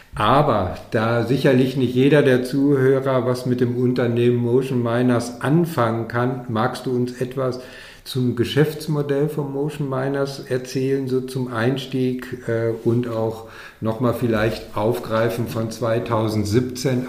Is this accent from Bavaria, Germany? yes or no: no; Dortmund, North Rhine-Westphalia, Germany; moved away; in meine alte Heimat nach Dortmund